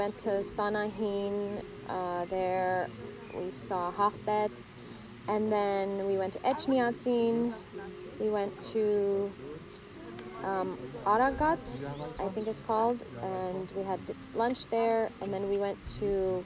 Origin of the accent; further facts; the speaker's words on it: Los Angeles, California, United States; also born or lived in Armenia; we moved as a family to Los Angeles. And so I grew up there. I didn't go to school in Armenia. I went to school in Los Angeles.